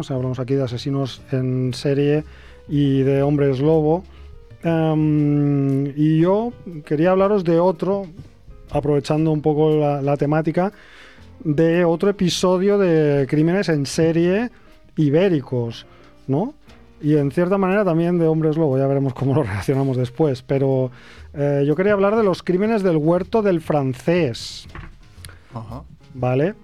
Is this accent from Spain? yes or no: yes; Castejón del Puente, Aragon, Spain; Mi pueblo está en el límite de dos comarcas, que es la del Somontano y, la del Cinca Medio.